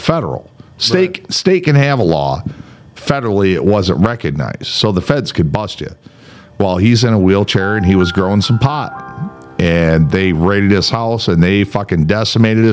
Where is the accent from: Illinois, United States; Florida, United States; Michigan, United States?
Michigan, United States; Jackson; Where am I from? Oh, right here in Jackson, Michigan.